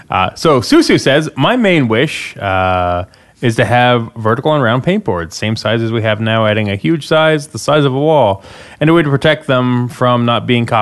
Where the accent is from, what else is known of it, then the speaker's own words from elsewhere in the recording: Canada; as a Canadian